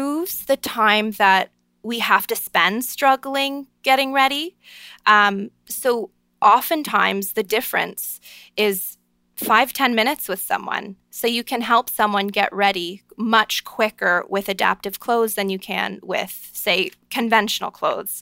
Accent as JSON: {"language": "English", "town": "Niagara Falls", "region": "Ontario", "country": "Canada", "tie": "born or raised there", "said": "I'm a Canadian girl from born and raised Niagara Falls, Ontario"}